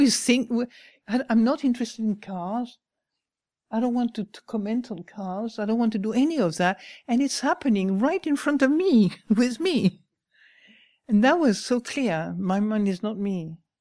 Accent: France; moved away; I come from France

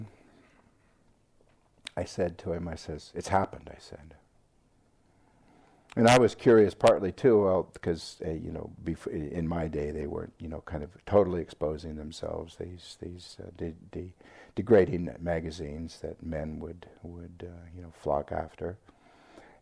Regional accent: Seattle, Washington, United States; accent: American; moved away as an adult; also born or lived in Thailand / England; where I grew up in Seattle.

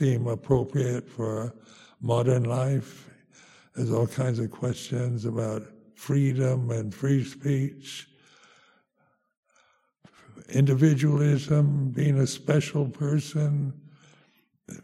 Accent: United States; moved away as an adult; also born or lived in Thailand; now in England, United Kingdom; being American, you're kind of brought up this idea of being self-sufficient

